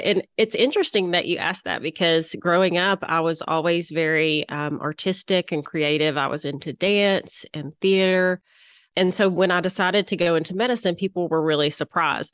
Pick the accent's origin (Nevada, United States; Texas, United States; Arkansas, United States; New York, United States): Arkansas, United States; Little Rock; accent: southern; I'm located in Little Rock, Arkansas, which you can probably tell by my southern accent